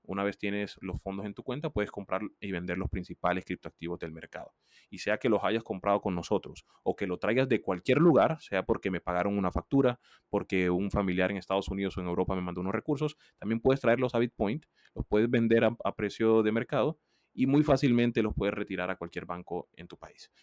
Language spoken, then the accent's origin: Spanish; Colombia; yo soy un colombiano